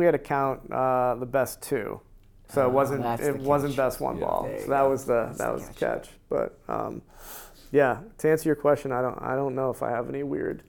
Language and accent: English; Connecticut, United States; I'm not from New Jersey. I'm a Connecticut guy.